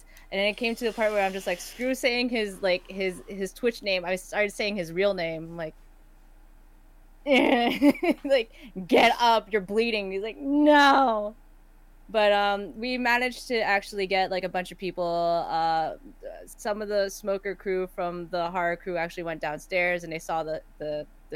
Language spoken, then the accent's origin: English; Canada; I am not from here. I'm from Canada